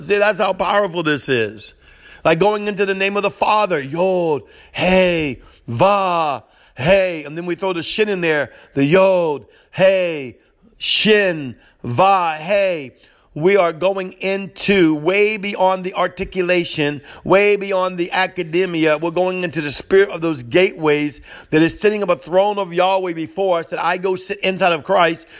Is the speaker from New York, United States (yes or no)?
no; New Orleans, Louisiana, United States; accent: Cajun; coming out of New Orleans